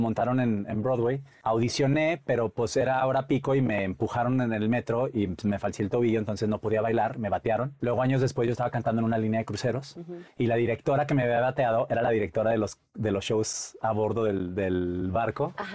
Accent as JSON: {"language": "Spanish", "town": "Monterrey", "region": "Nuevo León", "country": "Mexico", "moved": "as an adult", "said": "Soy de Monterrey, soy regio."}